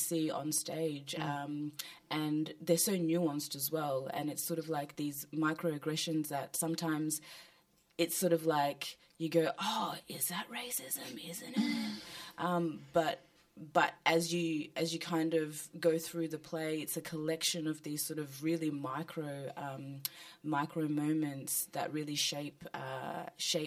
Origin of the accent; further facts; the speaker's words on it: Australia; a black woman who also grew up in Australia